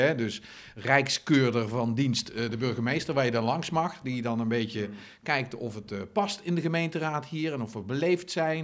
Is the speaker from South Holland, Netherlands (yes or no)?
no; Zundert, North Brabant, Netherlands; in Zunder, de gemeente waar ik vandaan kom.